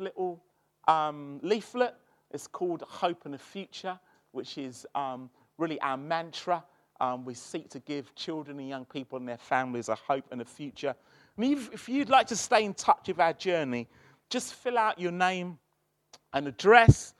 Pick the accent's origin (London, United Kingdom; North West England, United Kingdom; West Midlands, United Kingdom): London, United Kingdom; moved away as an adult; now in Birmingham, United Kingdom; I'm from South London